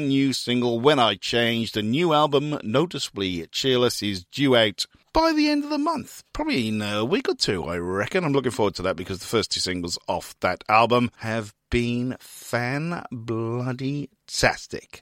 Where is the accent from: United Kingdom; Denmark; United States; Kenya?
United Kingdom; Newport, Wales; my hometown of Newport in Wales